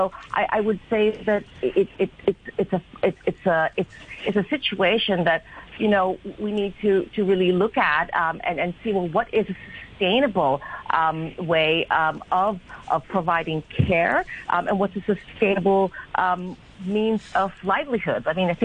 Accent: Hong Kong; I think I'm a Filipina myself. I grew up here in Hong Kong as an expatriate child.

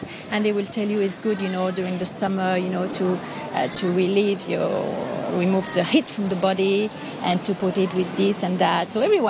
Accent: a town close to Vienne, Auvergne-Rhône-Alpes, France; moved away as an adult; now in Hong Kong; I'm not from Paris. I'm from a town, you know, close to Vienne.

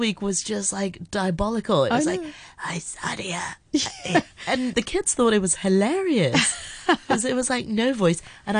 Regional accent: Hong Kong; I'm born and raised in Hong Kong

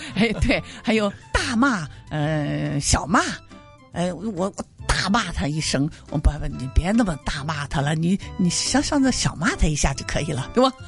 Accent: Hong Kong; 我们香港人的发音比较困难一些

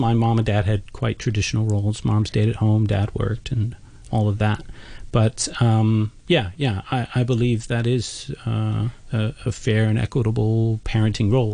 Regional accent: United States; I'm an American

